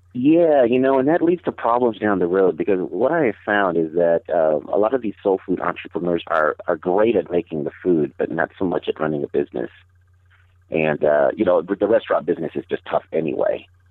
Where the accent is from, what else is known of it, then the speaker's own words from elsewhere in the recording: Denver, Colorado, United States; I immediately lose street cred on soul food when I tell people that I'm from Denver. But yes, we do have soul food here